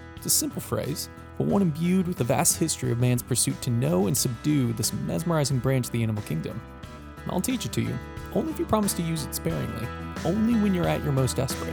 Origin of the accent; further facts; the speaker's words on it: Wisconsin, United States; now in Florida, United States; I'm from Wisconsin